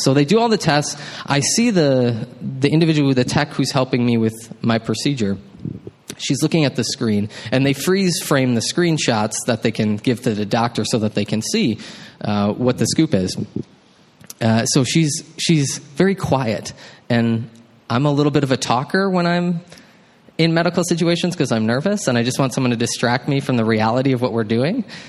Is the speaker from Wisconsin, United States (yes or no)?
yes; Baraboo, Wisconsin, United States; moved away as an adult; also born or lived in Mankato, Minnesota; I grew up in Baraboo, Wisconsin, which is, yeah, some of y'all know, just south of Wisconsin. Dells not too far from Madison.